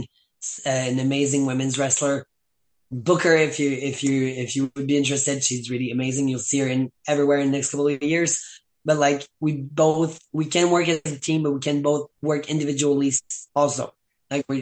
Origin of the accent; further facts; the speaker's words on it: Saint-Hubert, Quebec, Canada; first language French; English is a second language; I was born and raised in Saint-Hubert, so I say Montreal because it's the biggest city close by.